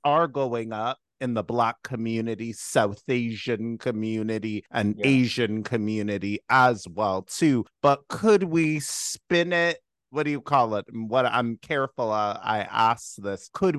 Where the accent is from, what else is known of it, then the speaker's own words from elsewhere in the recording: Toronto, Ontario, Canada; also born or lived in Durham Region, Ontario; I was raised in Scarborough and a little bit of Durham region